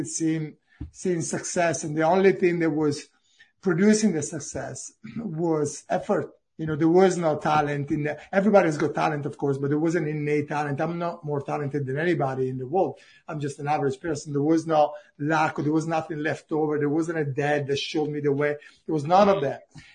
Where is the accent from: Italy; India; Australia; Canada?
Italy; English is a second language; moved away as an adult; now in Cambridge, United Kingdom